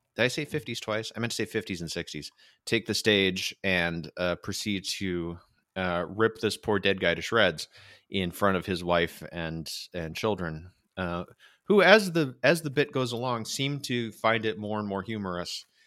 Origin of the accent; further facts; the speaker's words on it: United States; I am American